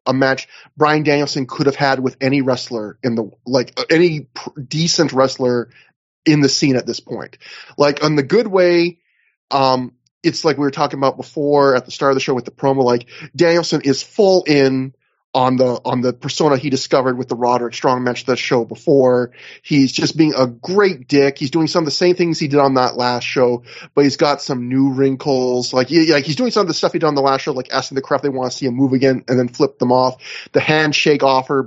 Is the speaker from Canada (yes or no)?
yes; Canada; I'm a Canadian